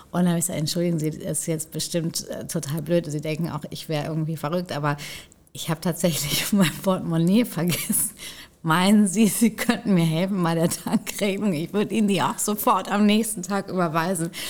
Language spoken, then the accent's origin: German; Hamburg, Germany; Klar, also wir kommen ja beide aus Hamburg und so weiter.